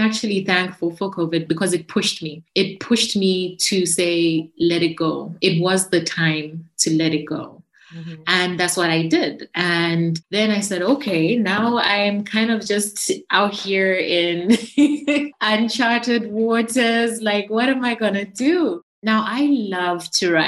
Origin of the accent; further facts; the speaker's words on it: Zambia; I'm from Zambia, right? So I'm from Africa